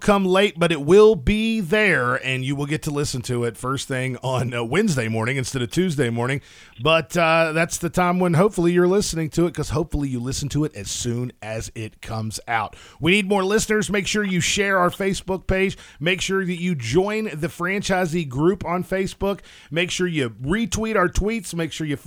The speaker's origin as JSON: {"language": "English", "region": "West Virginia", "country": "United States", "moved": "yes", "lives_now": "Florida, United States", "said": "I was actually originally from West Virginia. Of course, I'm located in Florida now"}